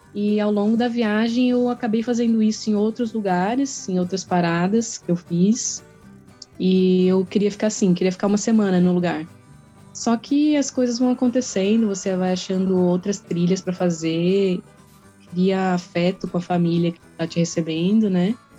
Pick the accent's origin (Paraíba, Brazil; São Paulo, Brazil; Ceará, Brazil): São Paulo, Brazil; moved away as an adult; also born or lived in Joinville; Eu sou natural de São Paulo, né? Sou paulista